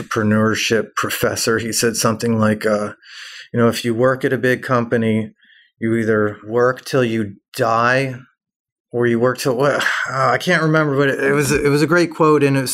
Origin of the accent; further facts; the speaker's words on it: Atlanta, Georgia, United States; moved away as an adult; I'm from Atlanta originally.